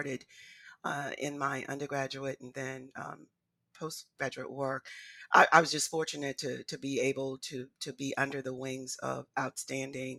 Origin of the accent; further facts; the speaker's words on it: Charleston, South Carolina, United States; my hometown here in Charleston